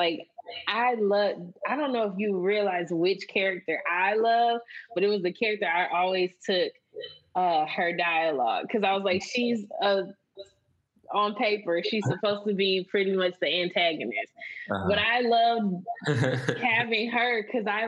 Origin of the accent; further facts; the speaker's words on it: Michigan, United States; we're both from Michigan, but we are both from different places in Michigan.